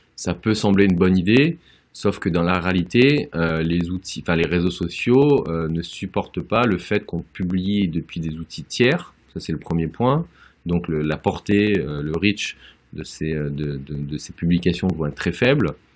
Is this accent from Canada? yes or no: no; Auvergne-Rhône-Alpes, France; en tant qu'Auvergnat